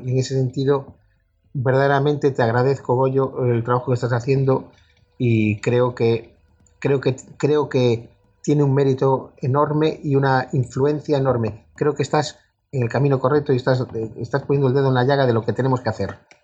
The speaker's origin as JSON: {"language": "Spanish", "town": "A Coruña", "region": "Galicia", "country": "Spain", "tie": "born or raised there", "said": "mi padre era de San Sebastián, pero yo ya nací en La Coruña"}